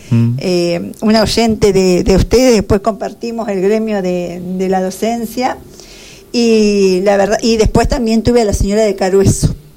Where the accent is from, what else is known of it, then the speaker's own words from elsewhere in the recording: Carlos Casares, Buenos Aires Province, Argentina; nacida en Carlos Casares, toda la vida estuve en, en Carlos Casares, toda mi vida viví en Carlos Casares, en el barrio Moreno, casa 34